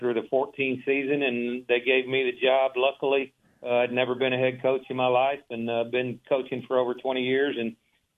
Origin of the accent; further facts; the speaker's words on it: Waco, Texas, United States; I grew up in South Waco, went to Alta Vista Elementary